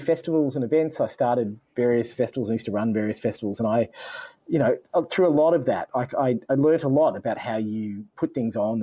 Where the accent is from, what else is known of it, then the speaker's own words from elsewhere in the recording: Newcastle, New South Wales, Australia; I grew up in Newcastle in the mid-90s.